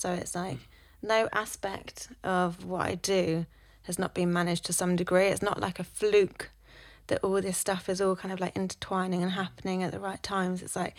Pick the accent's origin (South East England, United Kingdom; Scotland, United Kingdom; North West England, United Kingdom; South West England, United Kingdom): South West England, United Kingdom; now in London, United Kingdom; Whenever I came up from Cornwall, I loved the fact that people just had blinkers on and would just go and do their thing. Whereas people from Cornwall would be like, oh, I hate that.